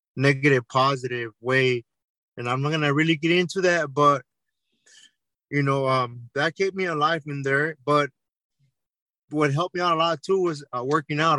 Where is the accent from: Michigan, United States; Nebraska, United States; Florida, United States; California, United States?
California, United States; Santa Ana; I grew up in Orange County, California, city of Santa Ana.